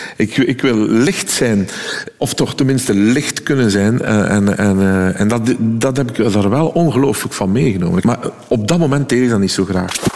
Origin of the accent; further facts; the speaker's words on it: West Flanders, Belgium; accent: West Flemish; als West-Vlaming